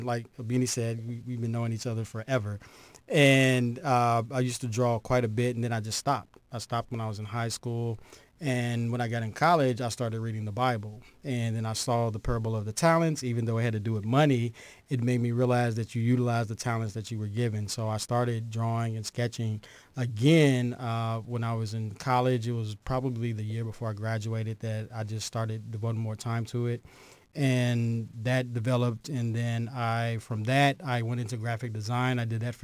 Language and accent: English; Lexington, Kentucky, United States; also born or lived in Georgia; I'm from Lexington, Kentucky